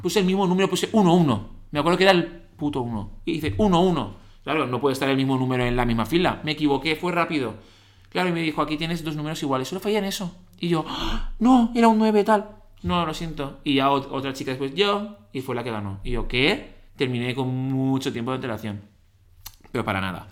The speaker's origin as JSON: {"language": "Spanish", "town": "Valencia", "region": "Valencian Community", "country": "Spain", "said": "de Valencia, tengo 31 años"}